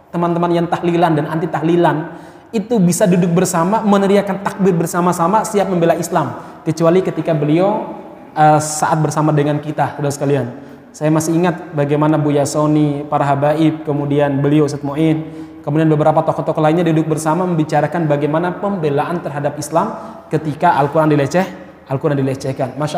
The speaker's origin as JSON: {"language": "Indonesian", "town": "Solo", "region": "Central Java", "country": "Indonesia", "tie": "born or raised there", "said": "saya nggak lahir di Solo tapi saya besar di Solo"}